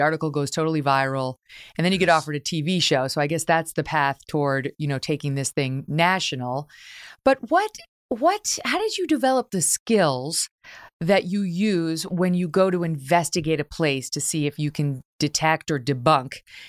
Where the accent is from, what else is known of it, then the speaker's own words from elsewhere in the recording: Syracuse, New York, United States; also born or lived in Albany; So you are a kid from upstate New York, just like yours truly. I grew up in Syracuse and Albany